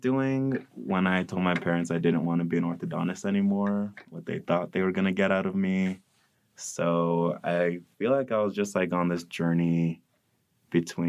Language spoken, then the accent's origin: English; Modesto, California, United States; I'm from Modesto, California